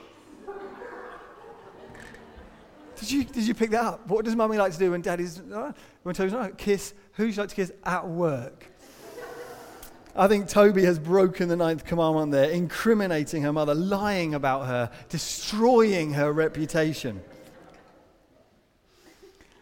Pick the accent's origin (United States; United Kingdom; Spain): United Kingdom; as British people